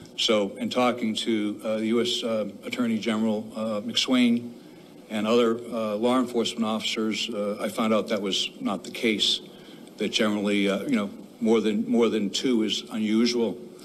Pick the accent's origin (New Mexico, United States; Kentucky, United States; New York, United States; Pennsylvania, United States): Pennsylvania, United States; Delaware County; I'm from Delaware County